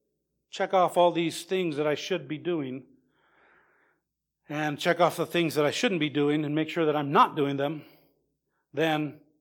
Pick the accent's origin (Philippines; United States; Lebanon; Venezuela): Lebanon; Well, I'm from Lebanon, where we have those beautiful cedars.